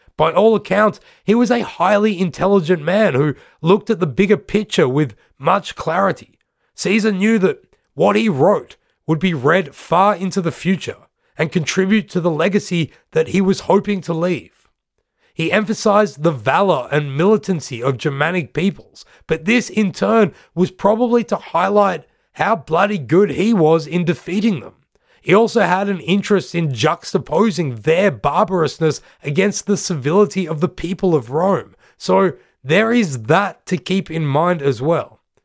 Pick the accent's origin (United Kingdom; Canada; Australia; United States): Australia; I'm from Australia